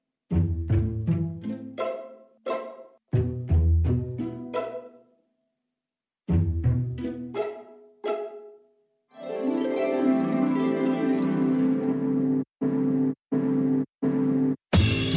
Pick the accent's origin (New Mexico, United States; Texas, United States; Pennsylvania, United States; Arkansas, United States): New Mexico, United States; Albuquerque; it is in my hometown